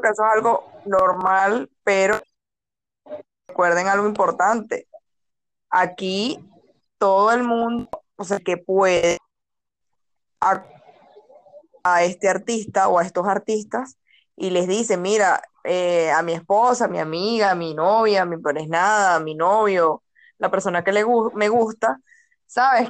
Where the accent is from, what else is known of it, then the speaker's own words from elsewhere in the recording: Caracas, Capital District, Venezuela; yo que vengo de Caracas y vivo en Caracas